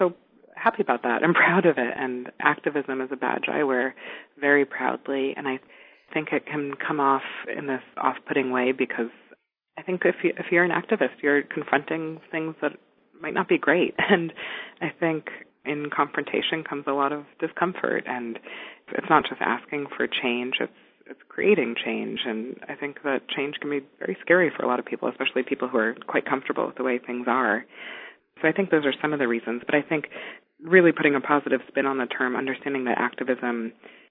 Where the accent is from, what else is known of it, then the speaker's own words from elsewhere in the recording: New York City, New York, United States; moved away as an adult; I grew up in New York City, a short break when I was a teenager